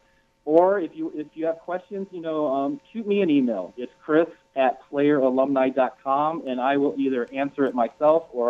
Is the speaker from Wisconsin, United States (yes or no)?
yes; Green Bay, Wisconsin, United States; I'm from Green Bay